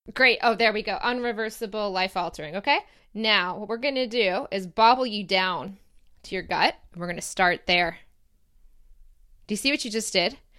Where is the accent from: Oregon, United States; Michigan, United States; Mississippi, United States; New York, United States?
Michigan, United States; moved away as an adult; also born or lived in Ohio; now in Sydney, Australia; I'll be back in my home state